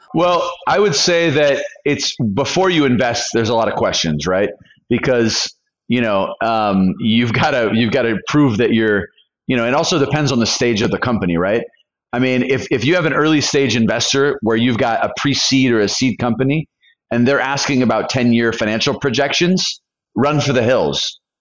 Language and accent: English; California, United States; moved away as an adult; also born or lived in Colombia; I'm from California.